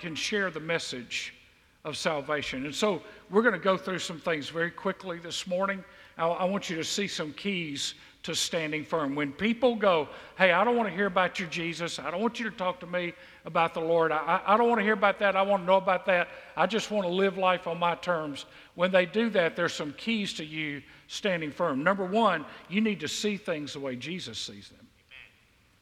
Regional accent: Mississippi, United States; now in Southwest Georgia, United States; I grew up in Mississippi.

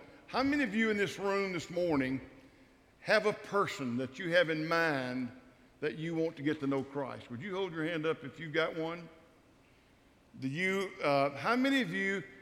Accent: Starkville, Mississippi, United States; I grew up in Starkville, Mississippi

